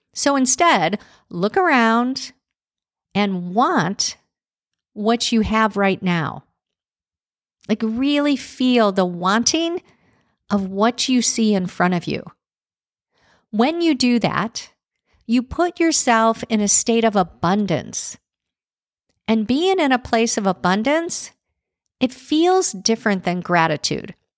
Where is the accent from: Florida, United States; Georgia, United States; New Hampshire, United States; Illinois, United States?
Illinois, United States; Chicago; growing up in Chicago